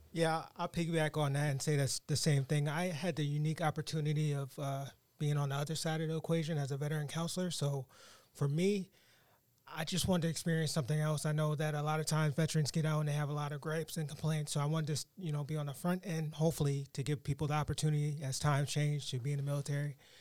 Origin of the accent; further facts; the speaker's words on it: New York, United States; moved away as an adult; now in Massachusetts, United States; I'm originally from New York.